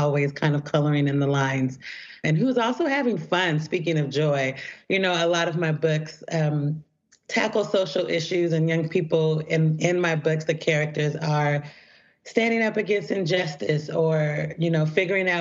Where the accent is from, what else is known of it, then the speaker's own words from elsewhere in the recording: Portland, Oregon, United States; I grew up in Portland, Oregon